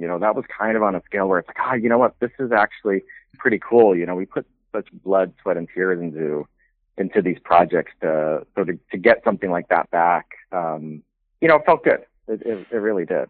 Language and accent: English; Carson City, Nevada, United States; born or raised there; also born or lived in Canada / Los Angeles; now in Reno, United States